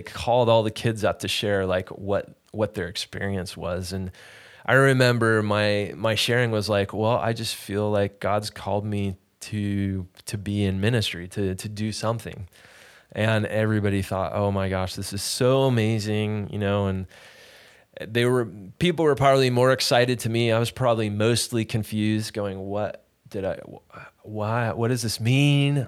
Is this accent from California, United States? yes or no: yes; Sacramento, California, United States; also born or lived in Los Angeles, California; I was born in Sacramento. We moved to L A for a stint. And then we moved back to Sacramento